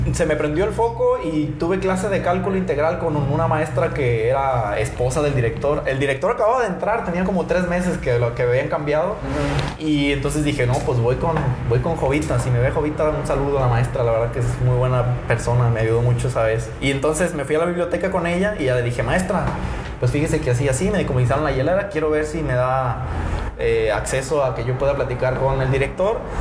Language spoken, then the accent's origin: Spanish; Ixtlán, Mexico; moved away; yo vengo de Ixtlán